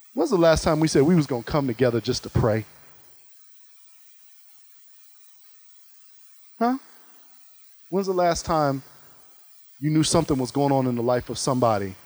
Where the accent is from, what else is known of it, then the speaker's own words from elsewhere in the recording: Ohio, United States; I'm from Ohio